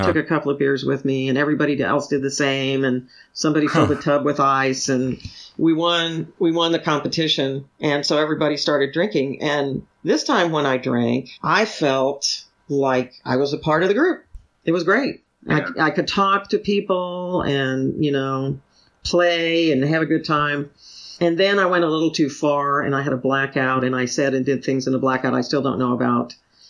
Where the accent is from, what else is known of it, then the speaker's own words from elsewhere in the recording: San Antonio, Texas, United States; also born or lived in Richardson; I grew up primarily in Hispanic areas. And then mm-hmm. after that, my dad moved up in his work. He worked for the federal government. So we moved all mm-hmm. over the place. We moved from San Antonio to Richardson, Texas.